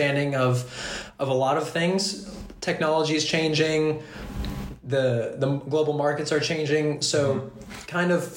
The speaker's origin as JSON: {"language": "English", "region": "Kentucky", "country": "United States", "moved": "as an adult", "lives_now": "France", "said": "I come from Kentucky, and we don't have a lot of connections with the outside world"}